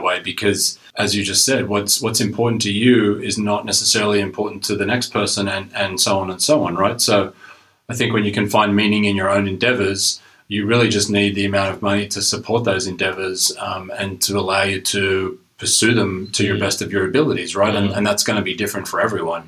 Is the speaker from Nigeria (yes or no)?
no; Australia; moved away as an adult; now in Canada; I uh, originally am from Australia, moved to Canada um, almost 20 years ago now